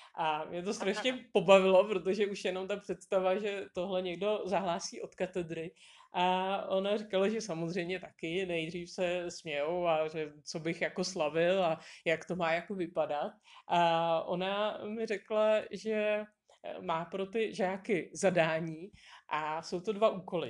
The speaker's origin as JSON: {"language": "Czech", "country": "Czechia", "said": "jsme z Čech"}